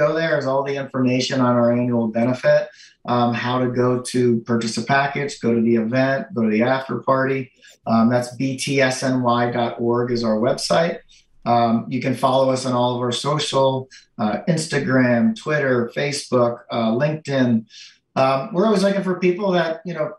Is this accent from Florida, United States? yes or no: yes; Florida, United States; now in New York, United States; I grew up in Florida